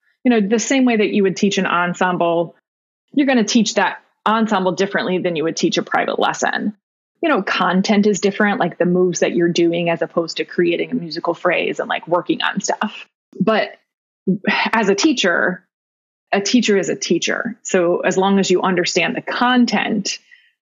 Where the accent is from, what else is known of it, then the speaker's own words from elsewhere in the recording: Newton, Illinois, United States; now in Chicago area, United States; Middle of nowhere, Southern Illinois. I went to high school at Newton High School.